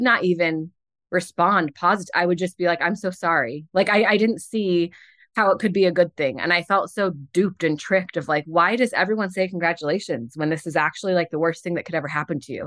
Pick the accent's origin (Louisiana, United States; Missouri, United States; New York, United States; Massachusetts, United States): Missouri, United States; St. Louis; moved away; also born or lived in Ohio / Connecticut; I'm from Saint Louis originally